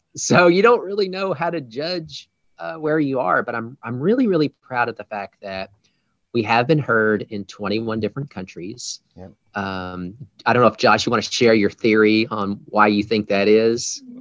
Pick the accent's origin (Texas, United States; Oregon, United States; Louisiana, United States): Texas, United States; I'm from Texas which we speak a different dialect of the English language as well